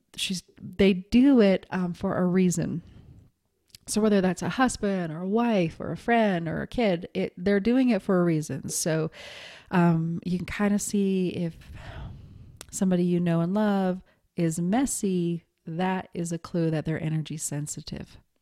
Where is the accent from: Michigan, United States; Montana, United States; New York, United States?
Montana, United States; I was raised in Montana